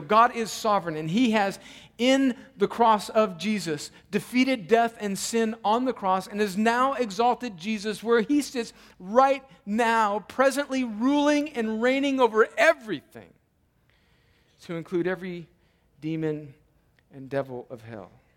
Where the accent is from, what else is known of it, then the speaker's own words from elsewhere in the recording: United States; as American Christians